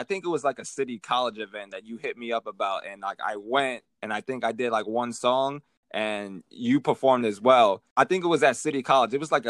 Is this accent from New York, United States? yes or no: yes; New York City, New York, United States; growing up in Harlem.